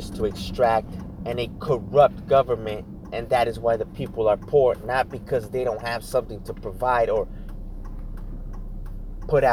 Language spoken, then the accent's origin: English; United States; as an American